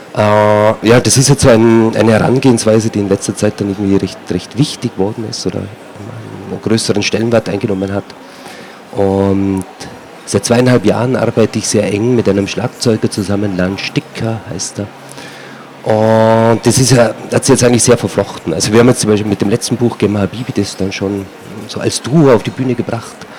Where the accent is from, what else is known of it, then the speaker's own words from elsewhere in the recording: Alpbach, Tyrol, Austria; ich komme aus Altbach, Tiroler Unterland ist das, äh, Paralleltal zum Zillertal